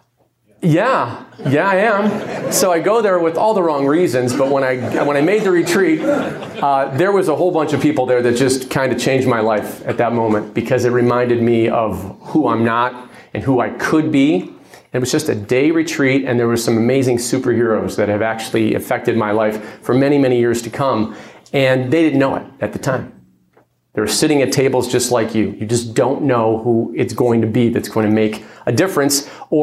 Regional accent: Parma, Ohio, United States; also born or lived in Garfield Heights, Ohio / Nashville, Tennessee; 72, we moved to Parma, where I learned my Polish that I just shared with you a little while ago. I grew up in Parma, graduated from Normandy High School

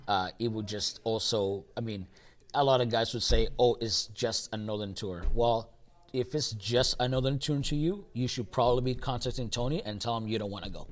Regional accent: El Salvador; now in Canada; I came to Canada in 1996. Mm-hmm. Uh, I grew up watching wrestling in El Salvador at a very, young age

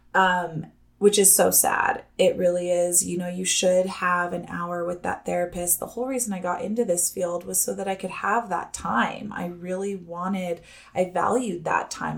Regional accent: Los Alamos, New Mexico, United States; I'm from that hometown, Los Alamos, New Mexico

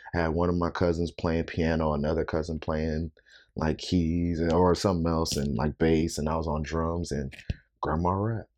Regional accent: Rock Island, Illinois, United States; moved away as an adult; also born or lived in Arizona; now in Chicago, United States; I'm originally from Rock Island, Illinois, so it's about two and a half hours away from Chicago.

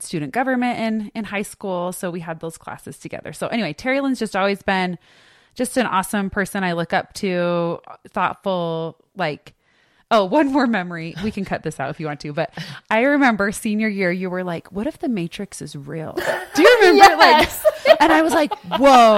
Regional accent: Draper, Utah, United States; we grew up in Draper

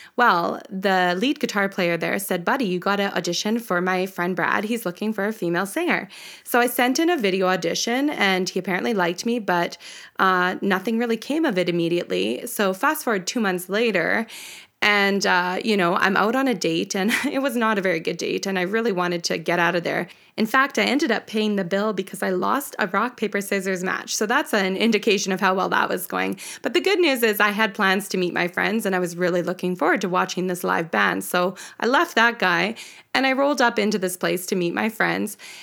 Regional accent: Canada; We're a Canadian duo

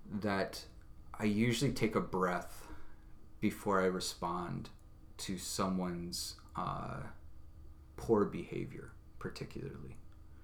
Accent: United States; me as an American, as a representative of this nation

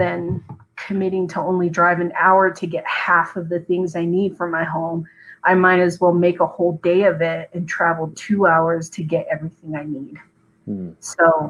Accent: Arizona, United States; I grew up on the Navajo Nation.

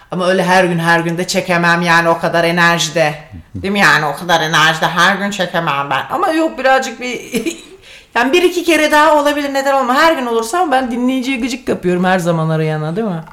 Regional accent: Sivas, Sivas Province, Turkey; first language Turkish; İkimiz de ikimiz de Sivaslıyız.

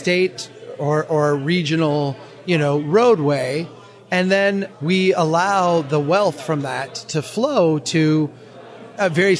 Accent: Minnesota, United States; my home state of Minnesota

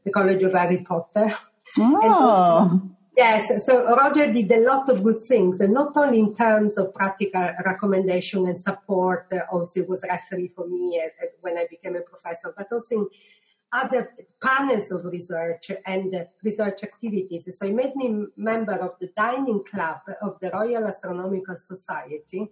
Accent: Italy; moved away as an adult; also born or lived in Germany; now in United Kingdom; I come from Italy

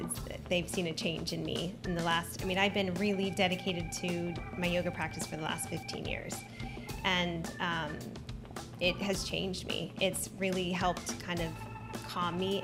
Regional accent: Vero Beach, Florida, United States; I grew up in Vero, so I know a lot of people

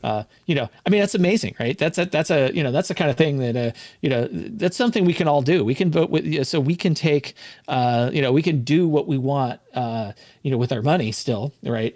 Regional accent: California, United States; also born or lived in Hawaii / Washington State; now in Washington, United States; I'm from California

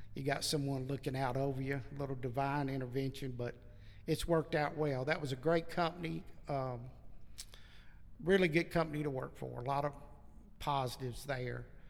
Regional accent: Franklin, Tennessee, United States; also born or lived in Murfreesboro; I grew up in Middle Tennessee. So I grew up in Franklin

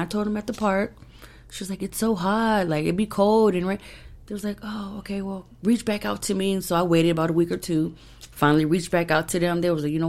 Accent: Phoenix, Arizona, United States; I'm from Phoenix.

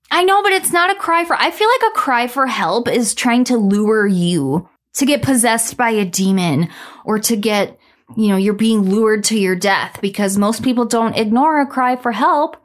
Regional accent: Minnesota, United States; my home state

